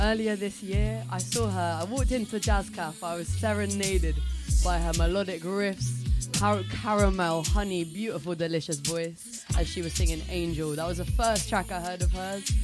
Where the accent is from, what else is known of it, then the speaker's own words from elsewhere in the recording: Ireland; Being Irish myself